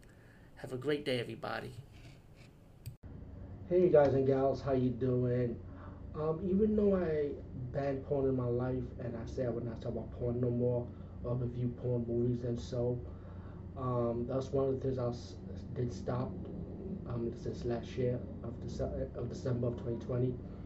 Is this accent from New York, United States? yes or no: yes; Bronx, New York, United States; It's kind of weird though, because as growing up in the Bronx, especially in the New York City area, of course, I always passed by these swing clubs